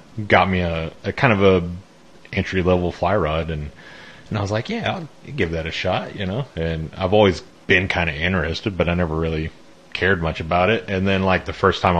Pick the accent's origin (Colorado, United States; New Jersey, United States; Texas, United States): Colorado, United States; also born or lived in West Fork, Arkansas; now in Arkansas, United States; We grew up in Colorado